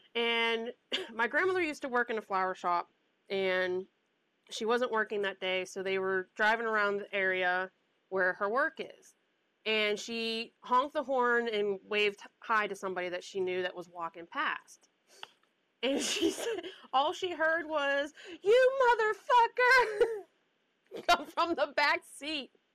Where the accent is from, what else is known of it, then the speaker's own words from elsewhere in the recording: the South, United States; accent: Southern mixed with Pittsburghese; moved away; also born or lived in Pittsburgh, Pennsylvania; who grew up in the South